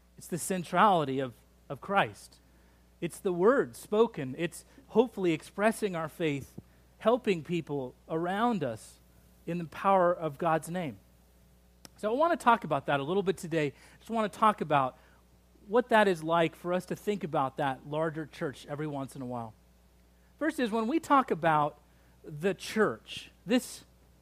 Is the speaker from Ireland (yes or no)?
no; Salt Lake City, Utah, United States; when I was growing up in Salt Lake City, Utah